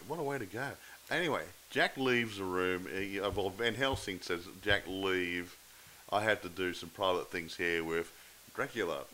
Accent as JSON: {"language": "English", "country": "Australia", "said": "I'm not English. Uh, I'm Australian"}